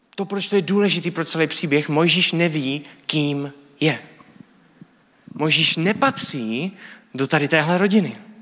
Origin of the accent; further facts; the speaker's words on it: Czechia; my jako Evropani, jako Češi